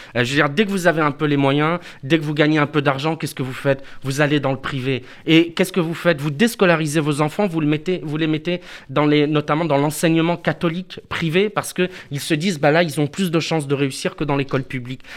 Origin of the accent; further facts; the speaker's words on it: Avignon, Provence-Alpes-Côte d'Azur, France; Je viens des quartiers populaires d'Avignon.